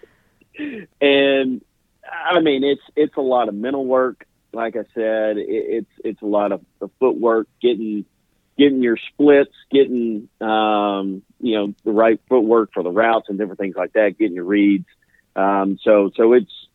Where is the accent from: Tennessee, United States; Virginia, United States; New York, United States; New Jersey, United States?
Tennessee, United States; Middle; grew up in the greater Middle Tennessee area.